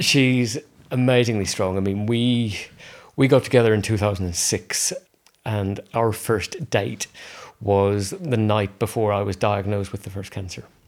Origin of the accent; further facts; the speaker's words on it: Belfast, Northern Ireland, United Kingdom; moved away; I grew up in Northern Ireland in Belfast